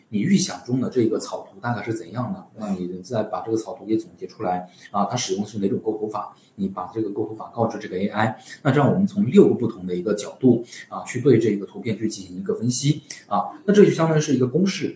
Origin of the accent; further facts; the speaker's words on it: China; 我们中国人